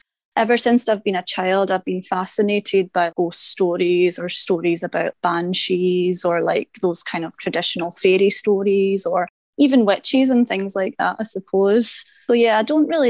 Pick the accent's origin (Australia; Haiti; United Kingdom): United Kingdom; Paisley, Scotland; moved away as an adult; now in Japan; I'm from Paisley in Scotland, and we have quite a famous witch trial, sadly, 1697 Barragan witches, and we have a couple of memorials to them. So growing up in Paisley